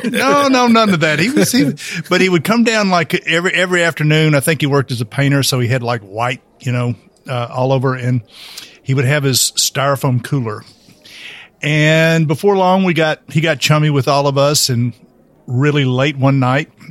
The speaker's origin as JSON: {"language": "English", "town": "Nashville", "region": "Tennessee", "country": "United States", "tie": "born or raised there", "said": "just growing up in East Nashville."}